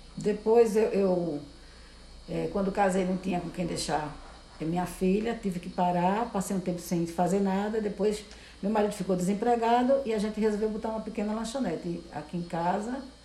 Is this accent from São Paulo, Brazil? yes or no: no; Recife, Pernambuco, Brazil; now in Olinda, Brazil; Eu sou natural de Recife. Eu nasci em Recife, no bairro do Beberibe